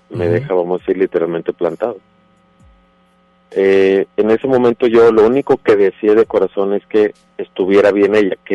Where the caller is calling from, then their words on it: Monterrey, Nuevo León, Mexico; De, aquí, de Monterrey, Nuevo León, al poniente de la ciudad.